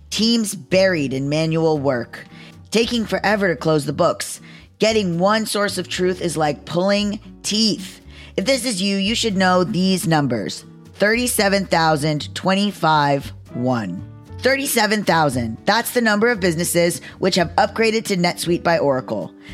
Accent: Canada; Yes, I'm Canadian, so I spell it C H E Q U E S, lol.

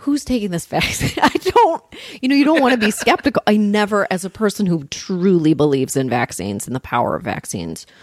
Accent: Canton, United States; growing up in Canton

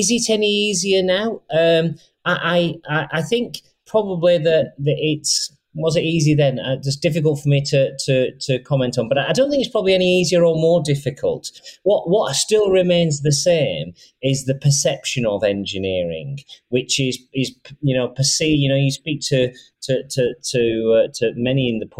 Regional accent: Rochdale, North West England, United Kingdom; I was brought up in Rochdale and I'm the CEO of Siemens now.

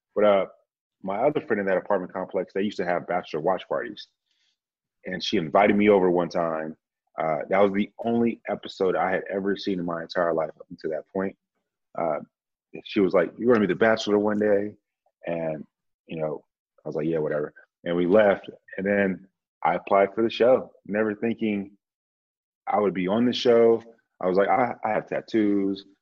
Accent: Grand Prairie, Texas, United States; moved away as an adult; also born or lived in San Antonio, Texas; now in Austin, United States; I'm from uh, Dallas by way of Grand Prairie. So I just say Dallas, Texas. Uh, lived there and then joined the Air Force

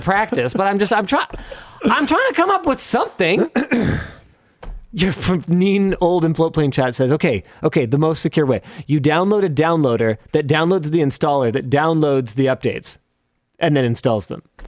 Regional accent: Canada; We're from Canada.

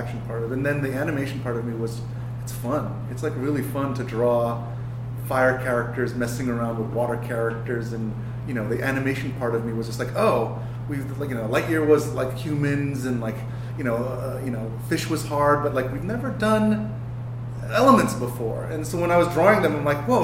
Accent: New York, United States; my upbringing in New York

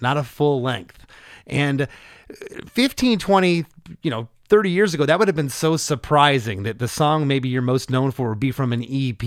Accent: Florida, United States; I'm from Florida

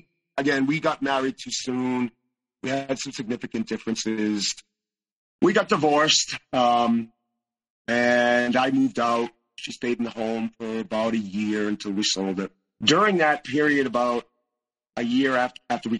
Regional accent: Northeast, United States; I was raised in the Northeast

